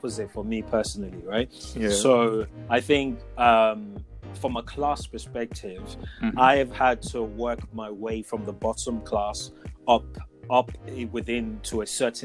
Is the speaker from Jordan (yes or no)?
no; Ijebu Ode, Ogun State, Nigeria; moved away; I was born in Ijebu-Ode